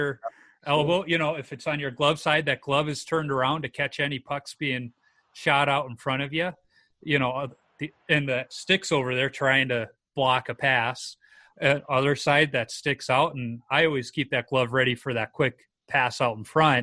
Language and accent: English; Chicago, Illinois, United States; I grew up in the Beverly Mount Greenwood neighborhood on the south side near Oak Lawn